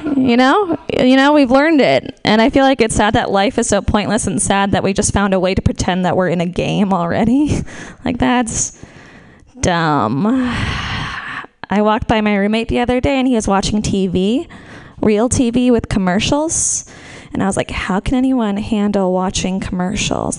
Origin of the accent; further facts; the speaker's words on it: Marin, California, United States; We're from Marin